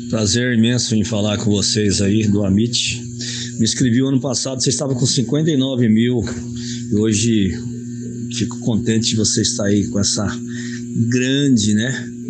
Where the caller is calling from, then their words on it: Guarulhos, São Paulo, Brazil; Então, eu sou aqui de Guarulhos, sou torcedor roxo do, do Palmeiras, tenho 15 anos